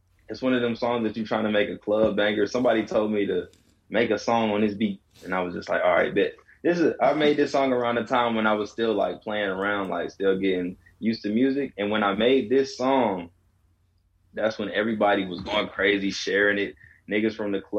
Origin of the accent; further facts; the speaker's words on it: Atlanta, Georgia, United States; I'm an Atlanta native, so lyrically, I feel like, you know, that's just my lingo